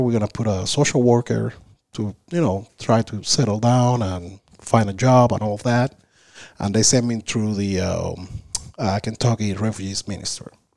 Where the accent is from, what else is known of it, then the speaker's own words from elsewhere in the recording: Havana, Cuba; English is a second language; moved away as an adult; also born or lived in Isla de la Juventud; now in United States; I was raised in Havana